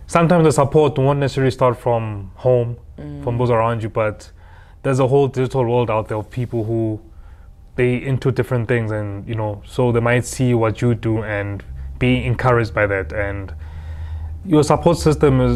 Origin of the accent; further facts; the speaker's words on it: Harrismith, Free State, South Africa; moved away as an adult; also born or lived in Bloemfontein, South Africa; now in Johannesburg, South Africa; I'm from Harrismith originally, born and bred in the Free State.